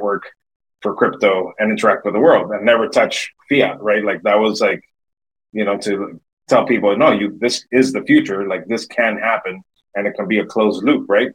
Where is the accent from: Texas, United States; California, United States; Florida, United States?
Florida, United States; Miami; born and raised in Miami, Florida